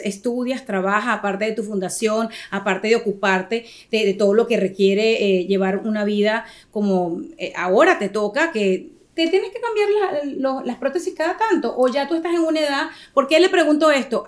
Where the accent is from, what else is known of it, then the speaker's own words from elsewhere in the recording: Venezuela; now in United States; nosotros como venezolanos